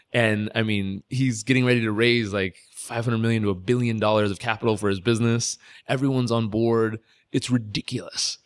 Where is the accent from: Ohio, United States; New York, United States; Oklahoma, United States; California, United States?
California, United States; moved away as an adult; I was a kid from California